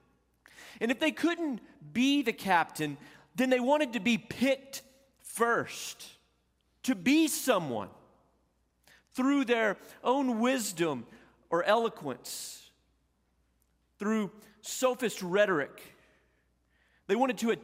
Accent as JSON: {"language": "English", "town": "Olton", "region": "Texas", "country": "United States", "tie": "born or raised there", "also_born_or_lived": "Panhandle, Texas", "said": "a small town like where I grew up in Olton, Texas, and in Panhandle, Texas"}